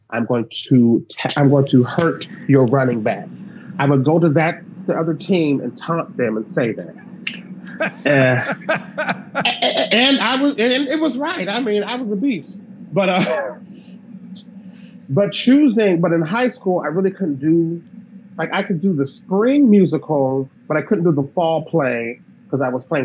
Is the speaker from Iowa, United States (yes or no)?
yes; Davenport, Iowa, United States; I grew up in Iowa, and Iowa's huge for wrestling